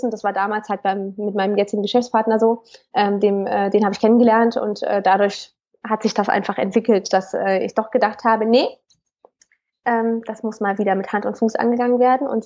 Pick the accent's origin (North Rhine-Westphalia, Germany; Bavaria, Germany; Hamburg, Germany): North Rhine-Westphalia, Germany; Cologne; ich komme aus Köln.